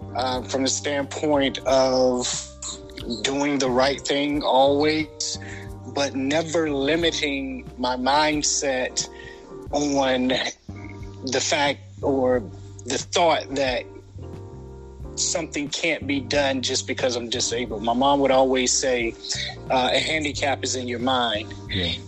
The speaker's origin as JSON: {"language": "English", "town": "Portsmouth", "region": "Virginia", "country": "United States", "tie": "born or raised there", "moved": "yes", "lives_now": "Atlanta, United States", "said": "I was born in a small town called Portsmouth, Virginia, um, here in the United States"}